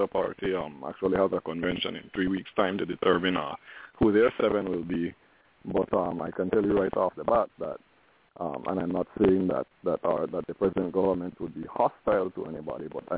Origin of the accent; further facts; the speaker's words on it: Belmopan, Cayo District, Belize; I am from Belmopan. This is where I was born. This is where I went to primary school